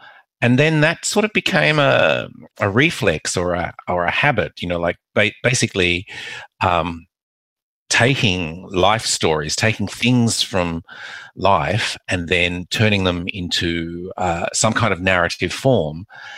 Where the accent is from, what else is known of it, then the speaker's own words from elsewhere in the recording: Macau; born there; I was born in Macau